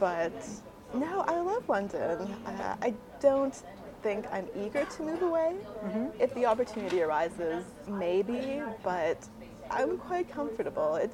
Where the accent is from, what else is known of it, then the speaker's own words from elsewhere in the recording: Mexico; moved away as an adult; also born or lived in United States (born) / El Paso, Texas / Brownsville, Texas; Home originally was the border region between Texas and Mexico, sort of several cities between El Paso and Brownsville